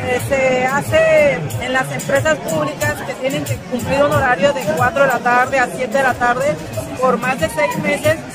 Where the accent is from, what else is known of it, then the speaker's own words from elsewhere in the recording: Mexico; Estamos contribuyendo con esta responsabilidad social que tenemos como mexicanos